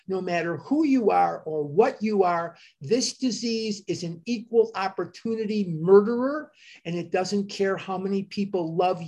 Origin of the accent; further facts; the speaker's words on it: Chicago, Illinois, United States; I'm from Chicago